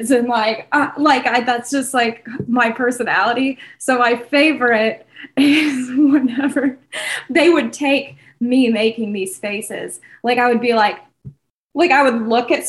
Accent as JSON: {"language": "English", "region": "southern Illinois", "country": "United States", "tie": "born or raised there", "said": "Grew up, born and raised in Illinois"}